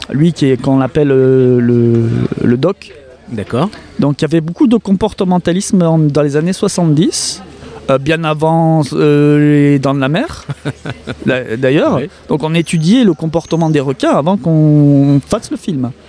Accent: Montpellier, Occitania, France; now in Marseille, France; je suis natif de Montpellier, on va dire que je suis marseillais d'adoption

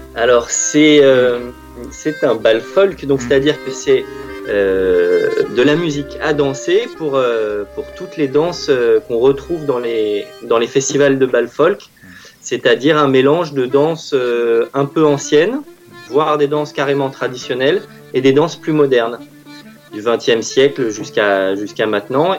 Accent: France; j'ai grandi à Vissou

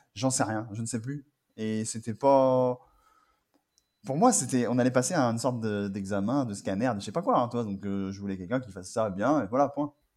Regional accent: Angers, Pays de la Loire, France; moved away as an adult; also born or lived in Paris; je suis d'Angers et à partir à Paris. Et donc, euh, après mon bac, je suis parti euh, à Paris

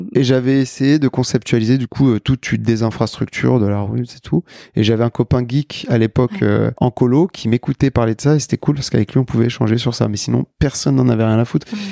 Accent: Paris, Île-de-France, France; je suis né à Paris. Je suis français, d'origine sénégalaise

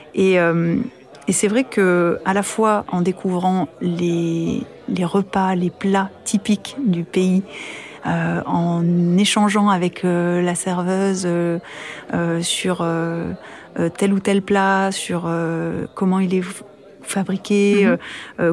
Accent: France; moved away as an adult; also born or lived in United States; française, italo-portugaise, euh, femme de l'Europe ou quoi que ce soit. Je suis loin de mes parents, loin de ma famille, loin de mon pays

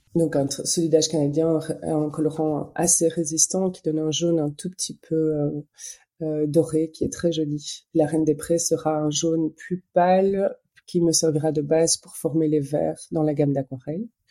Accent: Belgium; moi je suis belge

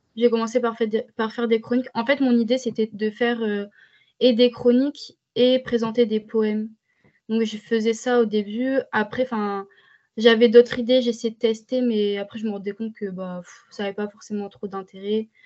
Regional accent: France; en tant que française

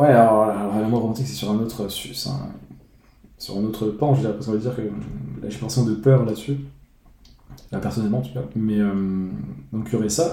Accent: France; moved away as an adult; quitter mon pays d'origine la, France

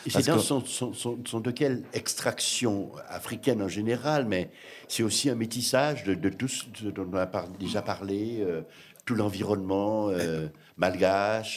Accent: Guadeloupe; moi, en tant que ce que je suis, c'est-à-dire guadeloupéen

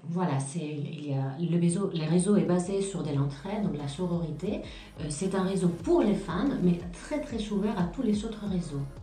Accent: Pamplona, Navarre, Spain; French is a second language; moved away as an adult; now in France; je suis espagnole d'origine, je viens du nord de l'Espagne, des Pamplunes

